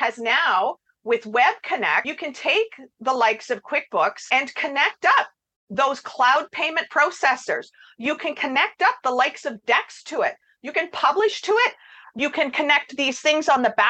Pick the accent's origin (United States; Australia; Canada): Canada; I'm Canadian